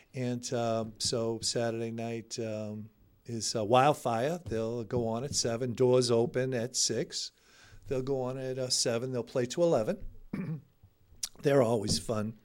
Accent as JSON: {"language": "English", "town": "Malden", "region": "Massachusetts", "country": "United States", "tie": "born or raised there", "said": "growing up in Edgeworth, for us in Edgeworth, it was always after the Saint Rocco feast"}